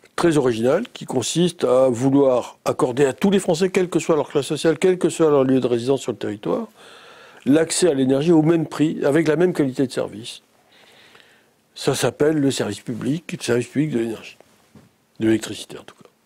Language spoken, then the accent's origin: French; Antibes, Provence-Alpes-Côte d'Azur, France; moved away as an adult; also born or lived in Nice; je suis né bien longtemps en Tibal-Maritime. Euh, j'ai fait mes études primaires et secondaires à Antibes